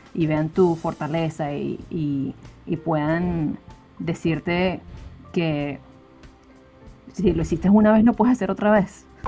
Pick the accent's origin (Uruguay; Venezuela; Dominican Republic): Venezuela; Valencia, Carabobo; moved away as an adult; Yo soy de una ciudad que se llama Valencia, Venezuela